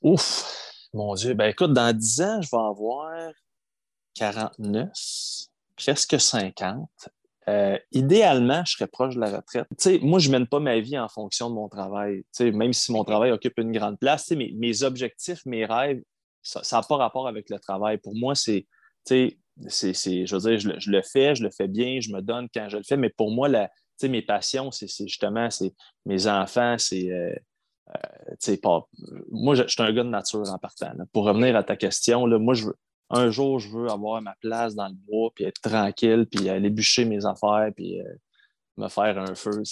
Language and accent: French; D'Alembert, Quebec, Canada; also born or lived in Elliot Lake, Ontario; j'ai grandi en Abitibi, à D'Alembert.